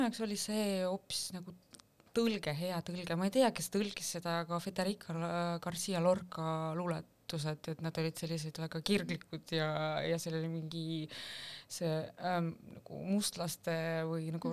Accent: Sillamäe, Ida-Viru County, Estonia; Estonian is a second language; now in Tallinn, Estonia; pärit Sillamäelt, kuid juba üle kümne aasta elan Tallinnas

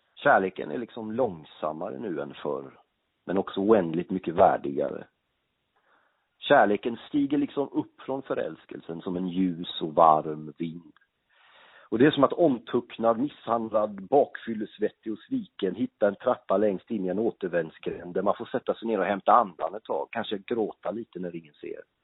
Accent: Gothenburg, Västra Götaland, Sweden; moved away as an adult; also born or lived in Norrköping; now in Stockholm, Sweden; jag är ju uppväxt i Göteborg, bodde i Göteborg mina första 30 år

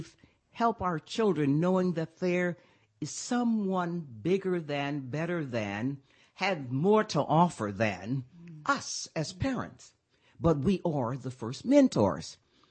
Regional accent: Pine Bluff, Arkansas, United States; I'm from Arkansas

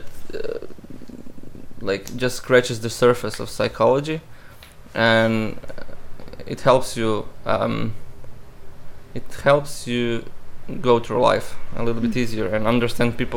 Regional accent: Istria County, Croatia; English is a second language; moved away as an adult; also born or lived in Rijeka / Umag / Pazin / Labin; now in Sweden; So I was born in Rijeka, but my whole life I've been in Istria, which is a region very close to Italy and Slovenia, the westest region in Croatia

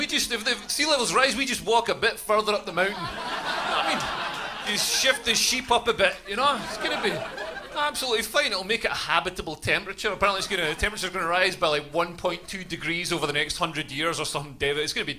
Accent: Scotland, United Kingdom; As a Scotsman

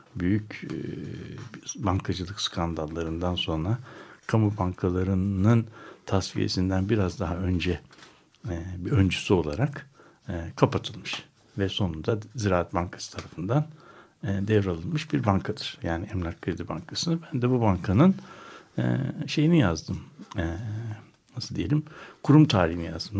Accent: Istanbul, Turkey; Ben doğrusu bir İstanbullu olarak

